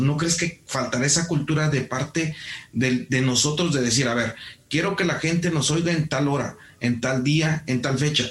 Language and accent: Spanish; Mexico; como mexicanos